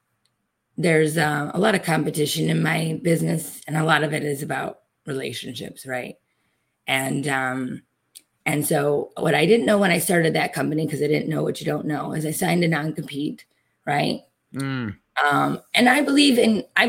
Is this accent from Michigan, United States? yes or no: yes; Detroit, Michigan, United States; I'm from Detroit. Automotive is one of our biggest industries